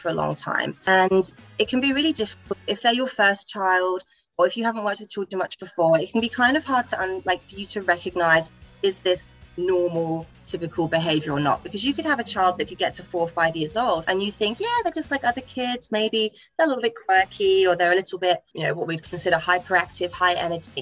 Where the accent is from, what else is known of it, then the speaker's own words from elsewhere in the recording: England, United Kingdom; moved away as an adult; now in Australia; I'm from England. I've been over here for a couple of years in Australia now